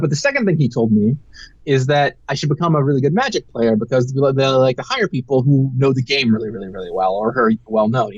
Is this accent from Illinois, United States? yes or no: no; Seattle, Washington, United States; I grew up in Seattle